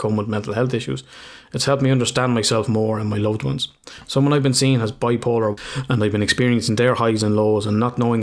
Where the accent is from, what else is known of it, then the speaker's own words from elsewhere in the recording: Ireland; just two Irish lads